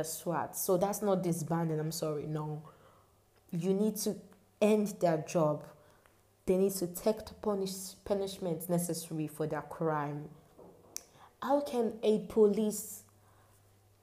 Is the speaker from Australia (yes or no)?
no; Nigeria; as a Nigerian